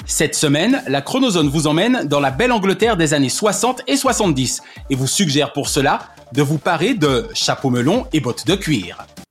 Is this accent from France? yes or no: yes; France; dans mon enfance en France